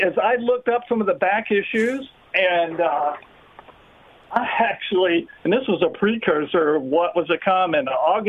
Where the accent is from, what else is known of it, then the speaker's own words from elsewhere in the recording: Austin, Texas, United States; moved away as an adult; they had one in my hometown of Austin, Texas.